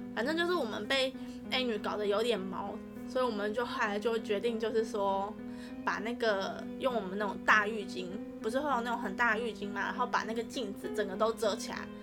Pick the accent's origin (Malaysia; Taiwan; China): Taiwan; northern Taiwan; 我们是北部的学校